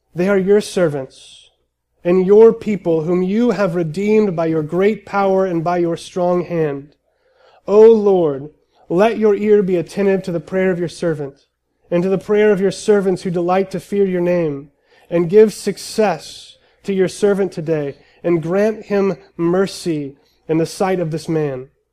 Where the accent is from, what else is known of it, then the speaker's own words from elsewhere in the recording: United States; as American Christians